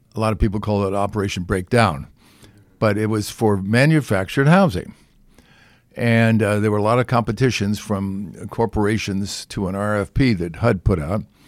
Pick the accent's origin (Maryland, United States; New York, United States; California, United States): California, United States; I'm from California